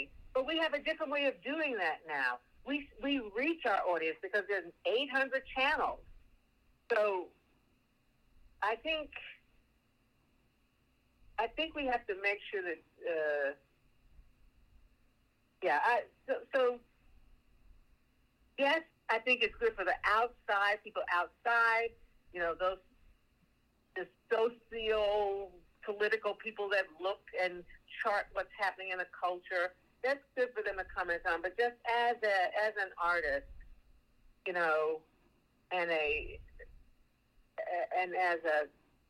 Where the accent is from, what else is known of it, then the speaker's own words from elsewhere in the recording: Oklahoma, United States; also born or lived in Texas; When I was growing up in Oklahoma and Texas and that area